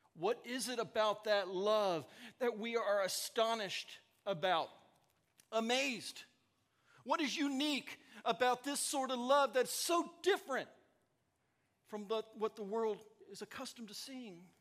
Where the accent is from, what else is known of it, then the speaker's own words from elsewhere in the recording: the South, United States; now in Ankeny, United States; I'm from the South